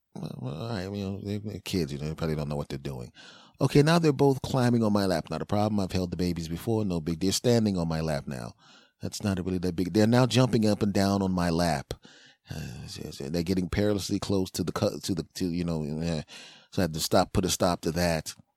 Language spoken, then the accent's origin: English; Philadelphia, Pennsylvania, United States; moved away; my hometown of Philly